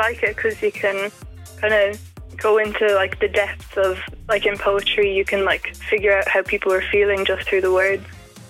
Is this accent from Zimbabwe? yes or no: no; Ballyhale, Leinster, Ireland; I'm from Ballyhale.